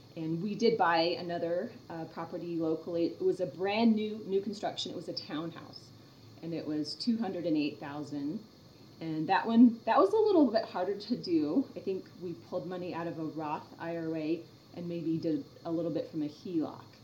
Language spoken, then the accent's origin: English; Orlando, Florida, United States; moved away; I grew up in Orlando for a while